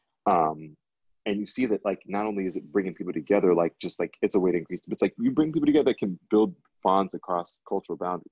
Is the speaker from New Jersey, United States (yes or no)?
no; Miami, Florida, United States; moved away; I grew up in Miami, which is all Latin American